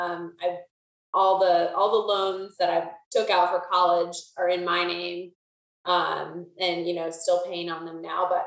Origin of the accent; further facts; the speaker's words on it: Pennsylvania, United States; moved away as an adult; now in Charlotte, United States; I'm from Pennsylvania. I was born and raised and went to college with Alex at Bloomsburg University of Pennsylvania. Um, and then after graduation, I moved down to Charlotte, North Carolina, where I'm still at. Um, so I've been here five and a half years.